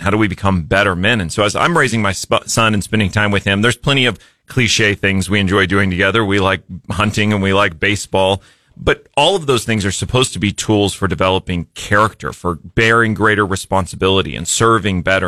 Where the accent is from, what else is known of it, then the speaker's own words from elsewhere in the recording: Jefferson City, Missouri, United States; also born or lived in Springfield, Missouri / Ozark, Missouri; I grew up in Jefferson City, but then came back here for college and have never left, stuck around.